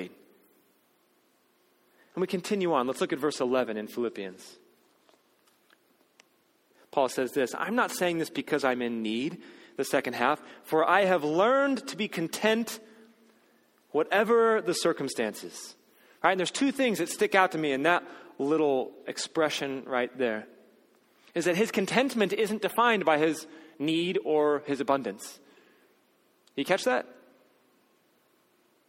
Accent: United States; as an American who follows Jesus

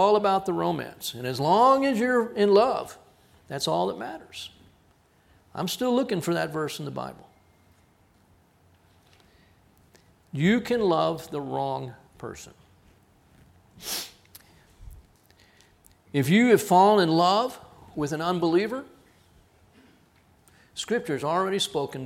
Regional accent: Texas, United States; I'm from Texas

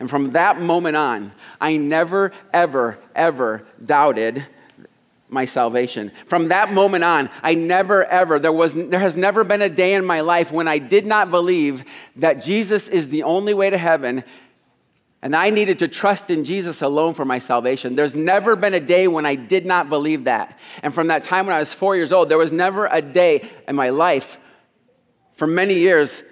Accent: Des Moines, Iowa, United States; also born or lived in New York; I'm an Iowan. I grew up in Des Moines.

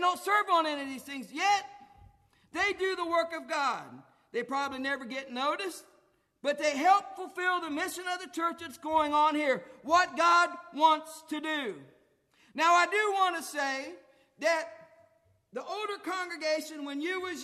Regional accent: Gratis, Ohio, United States; Gratis, my hometown

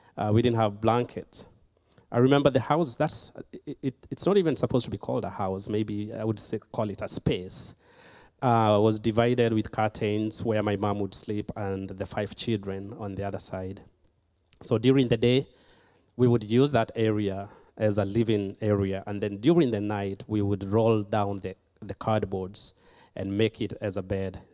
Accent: Kenya; moved away; I was born and raised in Kenya

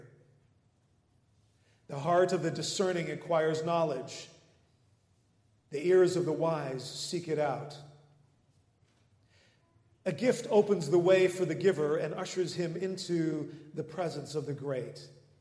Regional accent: Netherlands; moved away; Growing up in the Netherlands

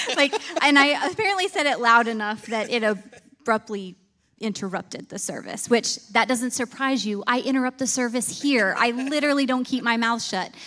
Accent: Clymer, New York, United States; moved away as an adult; now in North Carolina, United States; I grew up in a tiny little farming town in Clymer, New York

